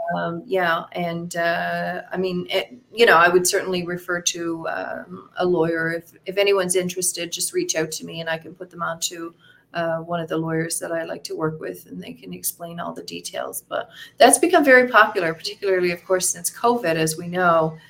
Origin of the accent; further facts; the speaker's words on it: Fortune, Newfoundland and Labrador, Canada; moved away as an adult; also born or lived in St. John's, Newfoundland; now in Costa Rica; I'm from a small town called Fortune, Newfoundland.